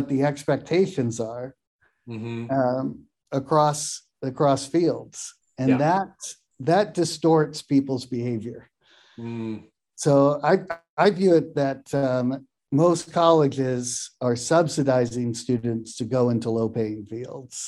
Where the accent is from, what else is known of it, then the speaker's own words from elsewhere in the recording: Pacific Northwest, United States; also born or lived in Ellensburg, Washington; I grew up in the Pacific Northwest. My first set of years were actually in Ellensburg, Washington